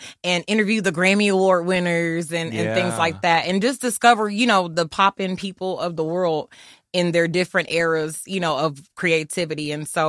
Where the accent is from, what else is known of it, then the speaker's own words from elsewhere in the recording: Germany; growing up in Germany, when I used to listen to … and mm-hmm. … and …, ….